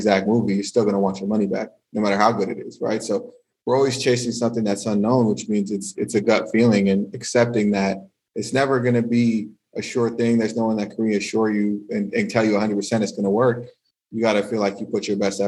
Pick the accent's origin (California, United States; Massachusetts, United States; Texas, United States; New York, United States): California, United States; moved away as an adult; now in France; growing up in California